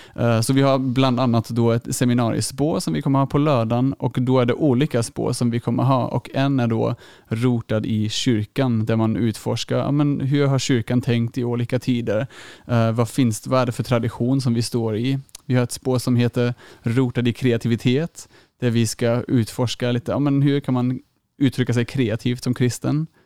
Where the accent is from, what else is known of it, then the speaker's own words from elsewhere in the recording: Germany; now in Uppsala, Sweden; jag är från Tyskland